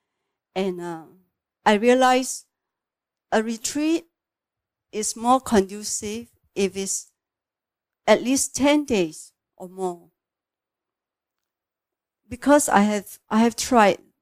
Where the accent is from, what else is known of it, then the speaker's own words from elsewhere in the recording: Singapore; I'm from Singapore